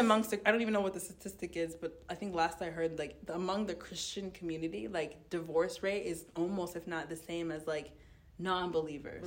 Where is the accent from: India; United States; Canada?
United States; I grew up in America